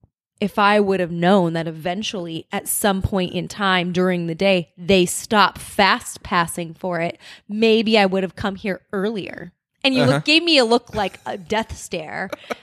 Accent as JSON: {"language": "English", "region": "California", "country": "United States", "tie": "born or raised there", "said": "Like, well, I grew up in Southern California, guys."}